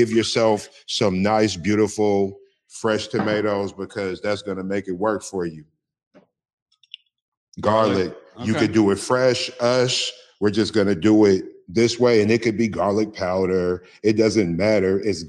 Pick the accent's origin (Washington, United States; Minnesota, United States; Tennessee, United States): Washington, United States; Seattle; I am from Seattle, Washington.